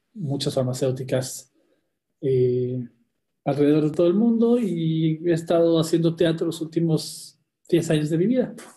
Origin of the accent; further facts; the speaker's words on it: Mexico; also born or lived in Argentina / Dominican Republic / Bogotá, Colombia / New Jersey, United States; en realidad nací en Argentina y me vine muy chiquito a México, después empecé a viajar por todo el mundo y ahora llevo de regreso en México ya algunos años. Así que me considero mexicano